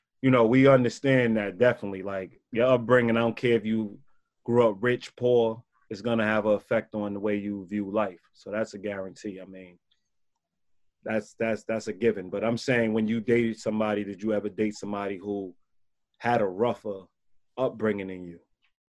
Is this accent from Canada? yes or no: no; New York, United States; me growing up in New York